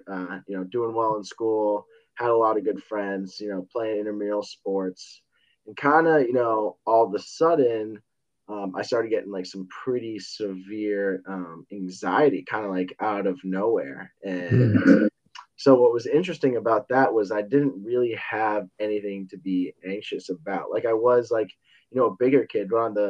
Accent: Westborough, Massachusetts, United States; also born or lived in Rhode Island; I'm from Boston, Massachusetts, a little town, Westboro, probably like 30 minutes away.

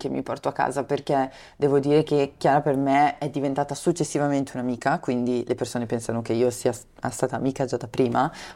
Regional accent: Brianza, Lombardy, Italy; io sono originaria della Brianza, ho studiato a Milano, ho fatto quindi negli anni dell'università avanti e indietro

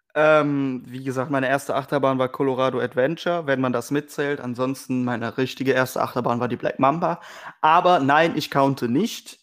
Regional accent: Weisweiler, North Rhine-Westphalia, Germany; gebürtig aus Weißweiler

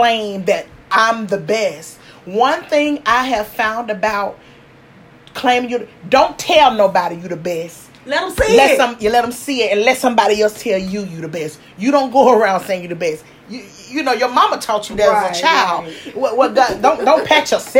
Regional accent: the South, United States; I'm from the South, so a lot of things sound different

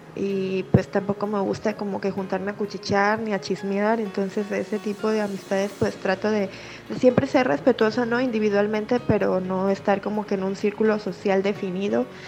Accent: Manzanillo, Colima, Mexico; soy de Manzanillo, Colima

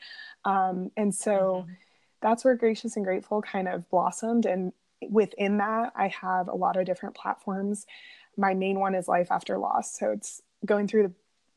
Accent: Las Vegas, Nevada, United States; moved away as an adult; now in Florida, United States; I was born and raised in Las Vegas

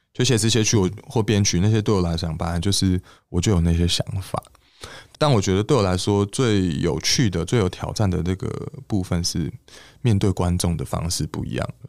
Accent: Taipei, Taiwan; 毕竟我是一个台北小孩嘛， 那我其实是在北投的山上长大，我在这个大屯山上长大

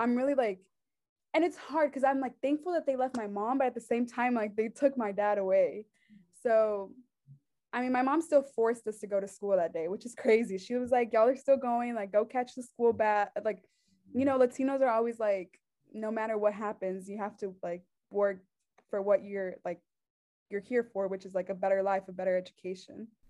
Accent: Concord, North Carolina, United States; also born or lived in Mexico; I was born in Concord, um, North Carolina

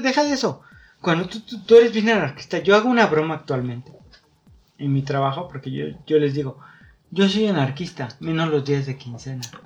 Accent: Mexico; como comunidad mexicana, lo tenemos muy arraigado

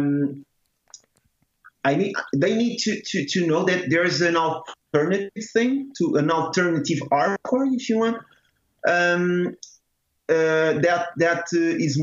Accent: Torres Vedras, Lisbon, Portugal; my hometown, Torres Vedras.

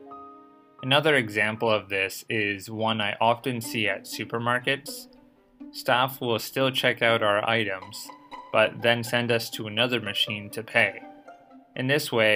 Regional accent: Boston suburbs, Massachusetts, United States; moved away as an adult; now in Tokyo, Japan; not in the suburban areas like my hometown

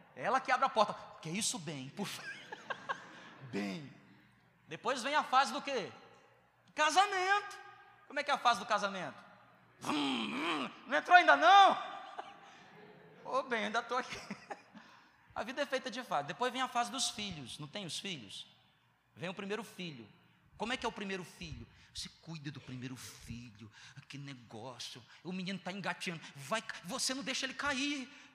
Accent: Northeast Region, Brazil; also born or lived in Southeast Brazil; eu sou nordestino

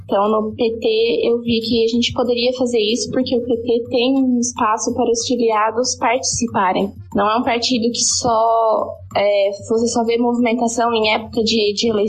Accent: Brusque, Santa Catarina, Brazil; eu sou de Brusque, em Santa Catarina

